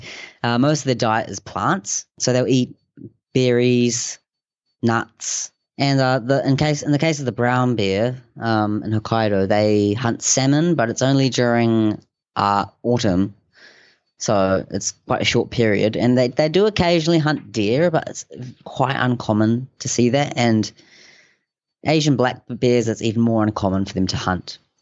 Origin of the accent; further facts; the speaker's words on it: Hokianga, Northland, New Zealand; moved away as an adult; now in Akita, Japan; I'm from a little place called Hokianga in New Zealand